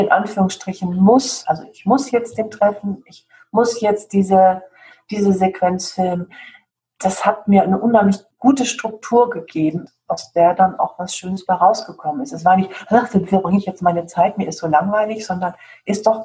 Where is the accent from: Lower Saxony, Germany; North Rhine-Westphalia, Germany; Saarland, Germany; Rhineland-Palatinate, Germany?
North Rhine-Westphalia, Germany; Dortmund; weil ich meine Kindheit zum Teil in Dortmund verbracht habe, in Dortmund Hörde allerdings.